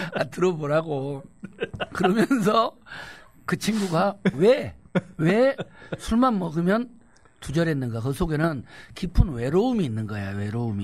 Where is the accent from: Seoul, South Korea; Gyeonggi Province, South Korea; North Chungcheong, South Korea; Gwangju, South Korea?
Gwangju, South Korea; 나는 또 광주 후배기도 하고